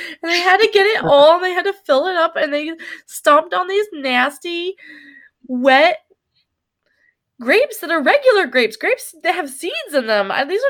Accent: Napa Valley, California, United States; I'm from the Napa Valley.

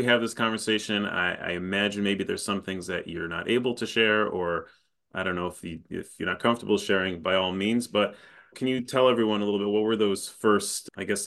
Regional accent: Chicago, Illinois, United States; I'm from Chicago

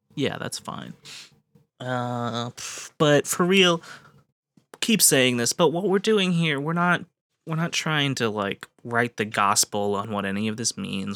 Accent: United States; as an American

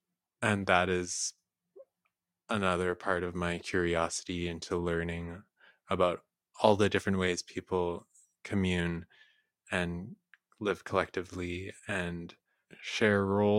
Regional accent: Ambon, Maluku, Indonesia; born there; I don't remember much about when I was born in Ambon, but I went back to visit when I was 10 years old.

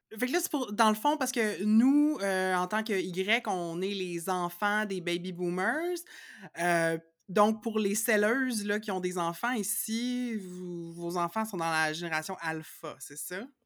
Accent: Laval, Quebec, Canada; je suis née à Laval en 1983

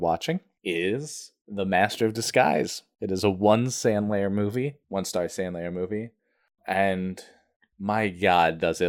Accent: New Hampshire, United States; I'm actually from New Hampshire, so it doesn't matter. It's not a joke. I was born there.

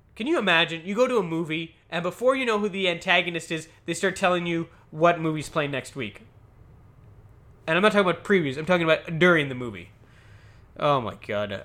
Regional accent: Canada; I'm Canadian.

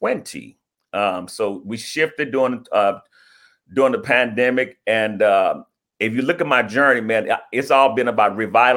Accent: Houston, Texas, United States; also born or lived in Ohio; I'm from Houston, came back here to heal

